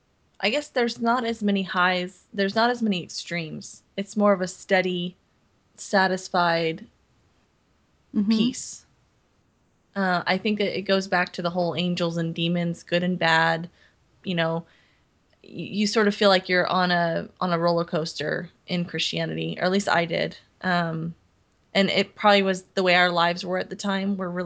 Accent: Montana, United States; born there; I was born in Montana and during summers, I'd go to Montana

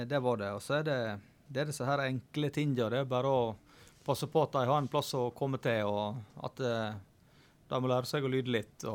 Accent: Flo, Vestland, Norway; Så ja, eh, florene de er rappkjafta, og det er ofte mye gode historier.

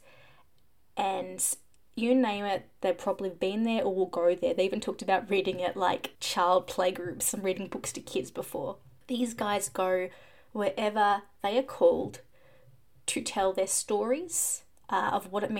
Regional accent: Australia; I am Australian

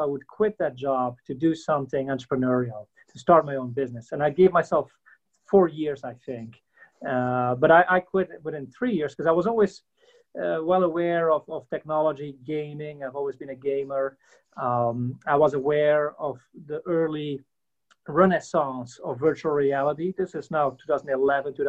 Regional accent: Belgium; moved away as an adult; now in United States; I'm not from the States originally. I'm from Belgium originally

